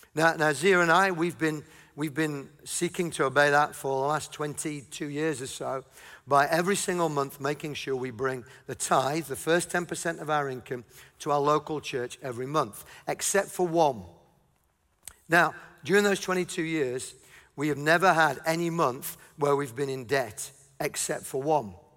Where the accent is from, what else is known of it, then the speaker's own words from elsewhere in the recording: Yorkshire and the Humber, United Kingdom; I'm from Yorkshire.